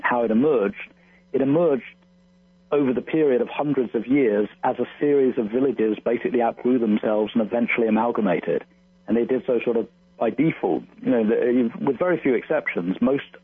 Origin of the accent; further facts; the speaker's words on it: London, United Kingdom; moved away; I'm from London originally. And so, you know, I have my childhood friends still live in London.